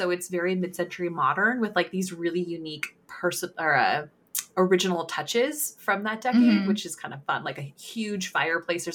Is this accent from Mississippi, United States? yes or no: no; California, United States; now in Pacific Northwest, United States; growing up in California